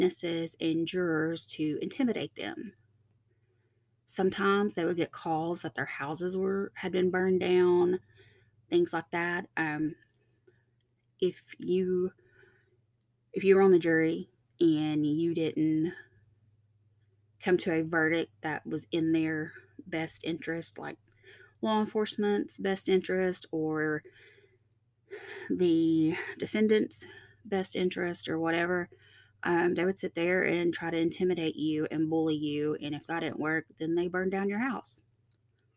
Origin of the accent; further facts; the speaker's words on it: Tennessee, United States; also born or lived in Georgia; I'm from Tennessee